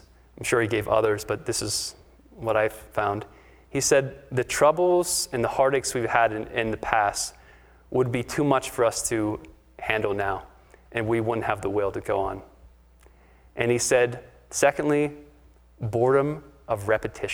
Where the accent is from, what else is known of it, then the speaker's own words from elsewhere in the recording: Pittsburgh, Pennsylvania, United States; I'm from Pittsburgh